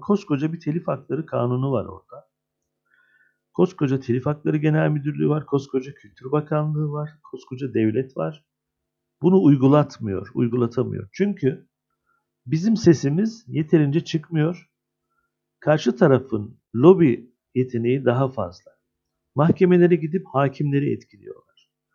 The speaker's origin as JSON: {"language": "Turkish", "region": "Adana", "country": "Turkey", "tie": "born or raised there", "said": "52 yaşındayım, Adana doğumluyum."}